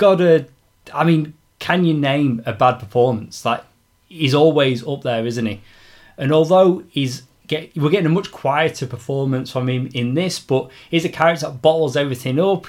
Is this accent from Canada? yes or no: no; Yorkshire and the Humber, United Kingdom; now in Australia; I'm a Yorkshireman living in Australia.